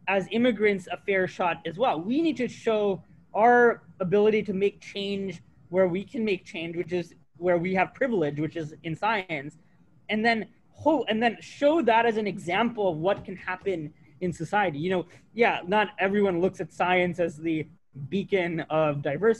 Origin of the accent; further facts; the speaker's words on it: United States; moved away as an adult; also born or lived in Massachusetts; I grew up on the Alabama-Georgia border